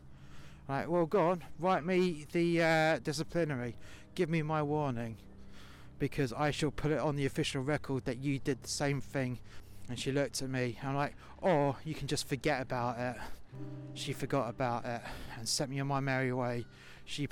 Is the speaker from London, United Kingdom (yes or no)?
yes; London, United Kingdom; accent: London; my proper London accent